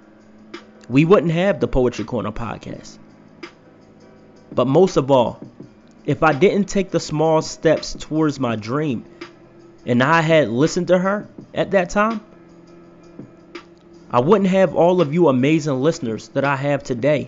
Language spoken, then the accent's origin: English; Philadelphia, Pennsylvania, United States; moved away as an adult; now in Idaho, United States; I just moved to Idaho from my hometown of Philadelphia